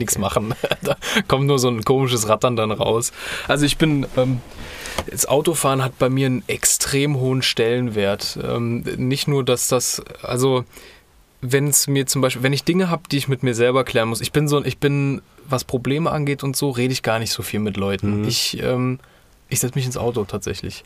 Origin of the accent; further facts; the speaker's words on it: Kassel, Hesse, Germany; bei uns in Kassel